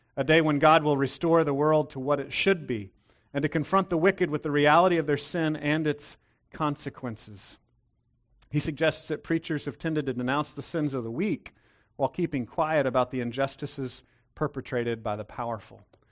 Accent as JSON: {"language": "English", "region": "Texas", "country": "United States", "tie": "born or raised there", "said": "I was raised in Texas."}